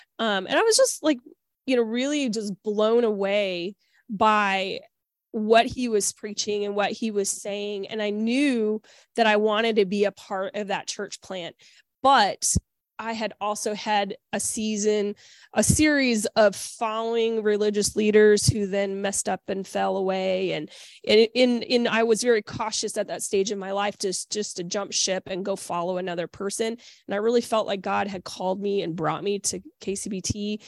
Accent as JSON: {"language": "English", "town": "Kansas City", "country": "United States", "tie": "born or raised there", "said": "I was born in 1981 in Kansas City, just in case anybody wanted to know. I was born and raised in a Christian family."}